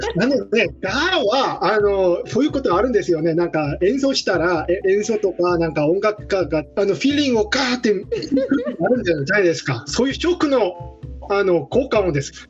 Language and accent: Japanese; Seoul, South Korea; Japanese is a second language; moved away as an adult; also born or lived in Jeju Island, South Korea; now in Germany; 私はソウル出身